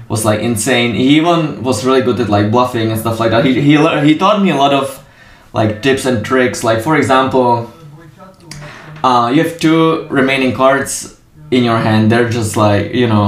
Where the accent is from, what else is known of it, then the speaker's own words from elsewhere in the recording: Czechia; I'm from Czech